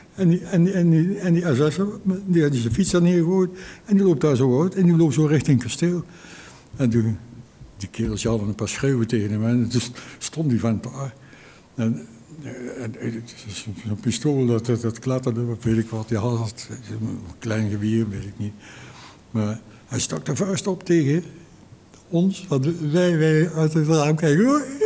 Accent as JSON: {"language": "Dutch", "town": "Arnhem", "region": "Gelderland", "country": "Netherlands", "tie": "born or raised there", "said": "Ik ben een geboren Arnhemmer"}